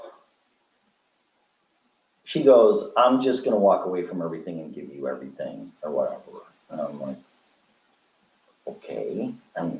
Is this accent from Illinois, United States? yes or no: yes; Chicago, Illinois, United States; I'm from Chicago